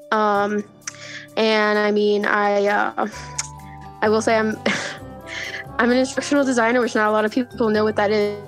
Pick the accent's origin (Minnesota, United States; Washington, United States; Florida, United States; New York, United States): Florida, United States; I'm from Florida. I've lived in Florida pretty much my whole life.